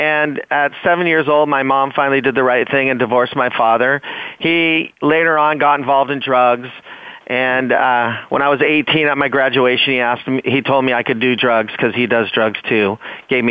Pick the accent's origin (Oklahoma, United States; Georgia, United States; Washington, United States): Washington, United States; moved away as an adult; now in California, United States; growing up in Washington State